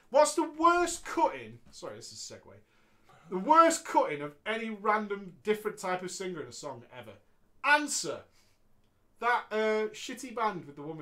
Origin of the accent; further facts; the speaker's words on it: Wigan, North West England, United Kingdom; I'm from Wigan, mate. Wigan, mate.